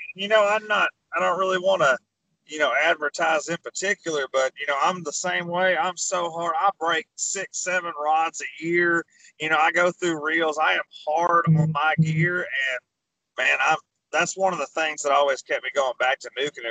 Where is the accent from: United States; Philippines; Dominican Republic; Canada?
United States; Arkansas; I'm from Arkansas